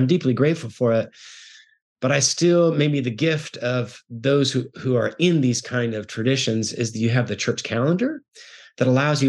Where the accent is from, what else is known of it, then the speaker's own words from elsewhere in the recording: Guatemala; I was raised in the Bible church world. I grew up in Guatemala, which is a predominantly Roman Catholic world.